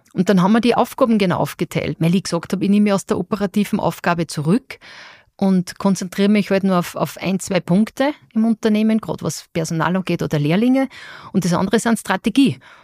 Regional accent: Austria; als Österreicherin

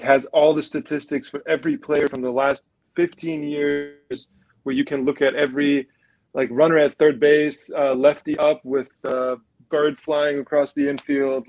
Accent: Germany; growing up, growing up in Germany

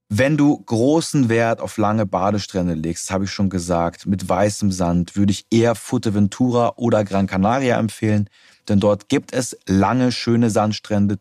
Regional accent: Germany; bei uns in Deutschland

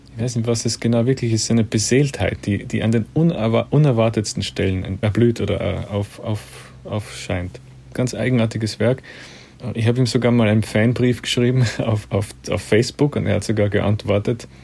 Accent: Austria; als Österreicher

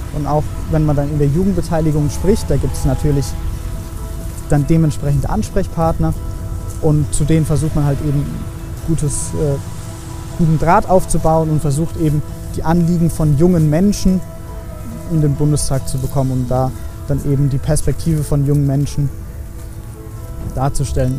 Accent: Heidelberg, Baden-Württemberg, Germany; Ich komme eigentlich aus Heidelberg

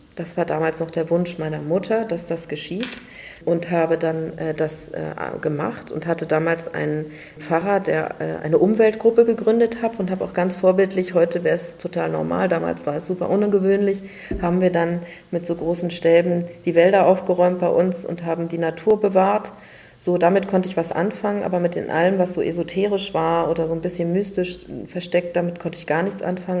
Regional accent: Berlin, Germany; Ich bin tatsächlich aufgewachsen in Wannsee und zwar sogar auf der richtigen Insel Wannsee

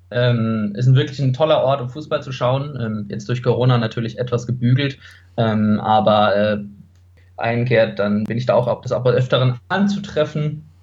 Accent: Karlsruhe, Baden-Württemberg, Germany; now in Munich, Germany; Also ich bin in Karlsruhe geboren und aufgewachsen

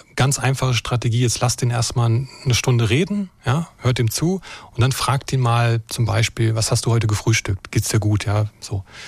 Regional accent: Brandenburg, Germany; now in Baden-Württemberg, Germany; ich bin äh, in Brandenburg geboren und aufgewachsen

